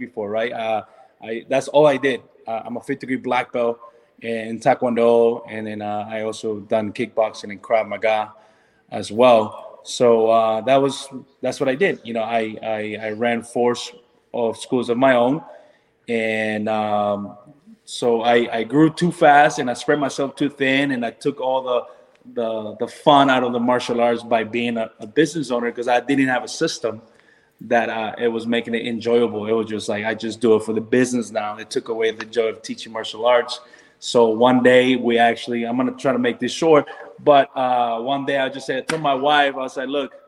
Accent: Orlando, Florida, United States; also born or lived in North Carolina; we're from Orlando. So all our families are here

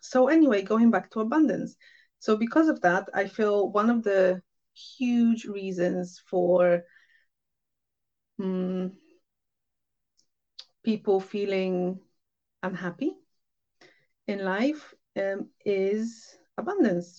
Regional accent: Poland; moved away; I'm from Poland originally

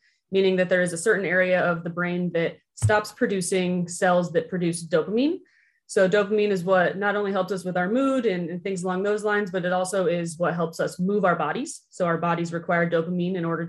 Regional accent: Urbandale, Iowa, United States; also born or lived in Kansas City, Missouri; I'm from the Urbandale and Johnston area

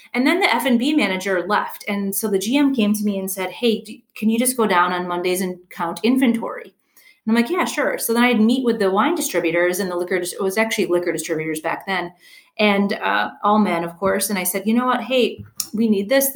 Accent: Wisconsin, United States; moved away; I'm originally from Wisconsin.

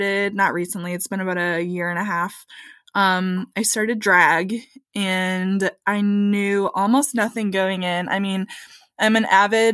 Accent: rural Michigan, United States; also born or lived in Texas; now in St. Louis, United States; some of the blue collar workers of my hometown in rural Michigan

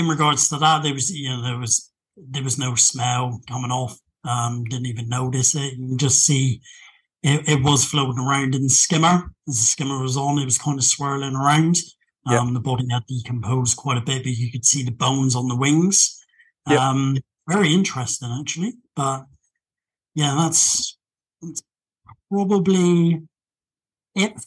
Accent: United Kingdom; I'm British

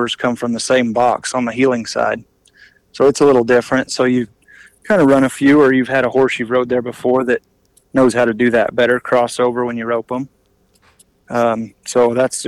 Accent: Prescott, Arizona, United States; that's my hometown rodeo, and always have family there

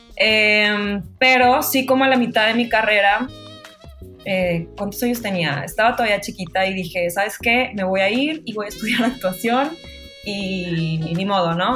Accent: Monterrey, Nuevo León, Mexico; moved away as an adult; now in Mexico City, Mexico; soy de Monterrey, pero vivo en México hace, en la Ciudad de México hace dos años y medio

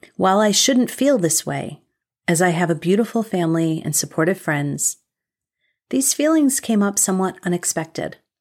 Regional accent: United States; as an American

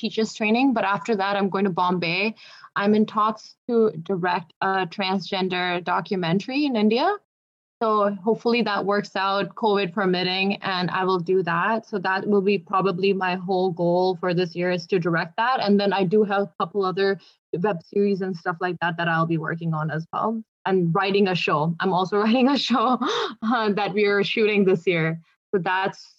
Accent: Sarnia, Ontario, Canada; I grew up in Canada, like, I grew up in Sarnia

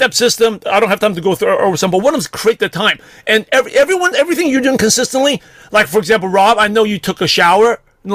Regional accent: New York City, New York, United States; growing up in Brooklyn, New York

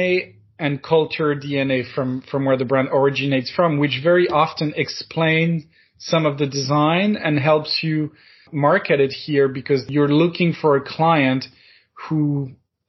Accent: France; English is a second language; moved away as an adult; now in United States; I'm French

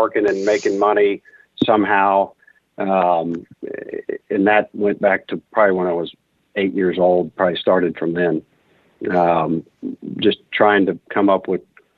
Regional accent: Houston, Texas, United States; also born or lived in Austin, Texas; Born and raised in Houston

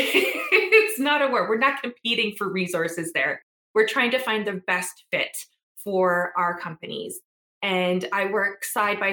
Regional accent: Treaty 6 and Treaty 8 territories, Alberta, Canada; also born or lived in Edmonton, Canada; I am proudly from Treaty 6 and Treaty 8 territories, and I currently live in Beaver Hills House, which is also known as Edmonton.

